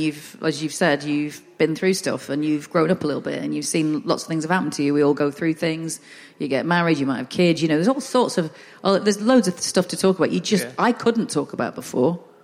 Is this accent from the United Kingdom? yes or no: yes; the north of England, United Kingdom; accent: northern; I'm northern